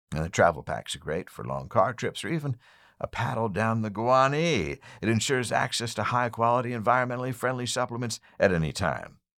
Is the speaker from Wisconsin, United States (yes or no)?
no; West Chester, Pennsylvania, United States; I am from Westchester